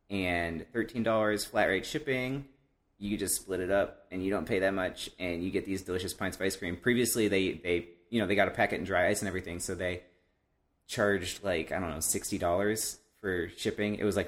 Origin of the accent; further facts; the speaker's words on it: Ohio, United States; Columbus, Ohio, my home state